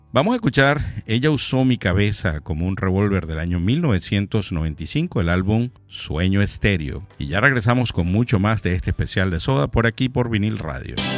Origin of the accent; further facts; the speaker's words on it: Maracay, Aragua, Venezuela; now in Miami, United States; de Maracay, de donde soy yo